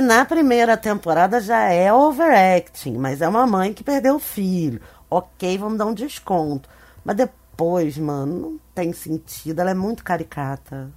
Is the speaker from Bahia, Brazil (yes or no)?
no; Rio de Janeiro, Brazil; esse lugar onde eu cresci. No Rio de Janeiro, num bairro importante do Rio de Janeiro.